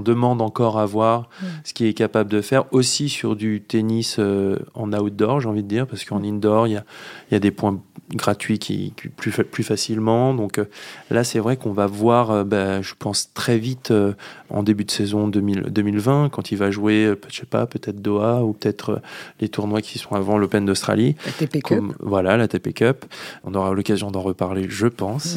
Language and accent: French; France; on est français